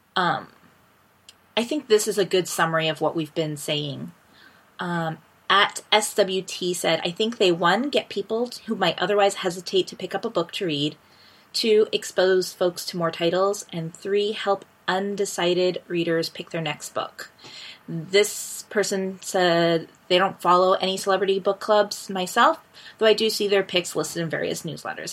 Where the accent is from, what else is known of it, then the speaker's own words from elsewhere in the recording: United States; moved away; also born or lived in Ecuador; I had never lived outside of the US.